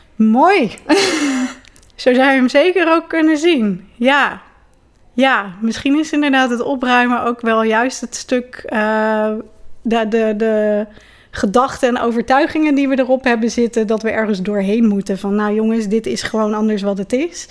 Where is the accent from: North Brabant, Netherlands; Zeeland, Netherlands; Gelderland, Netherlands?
Gelderland, Netherlands; Ede; ik ben geboren in Ede. Met grote omwegen daar ook weer eh, steeds teruggekomen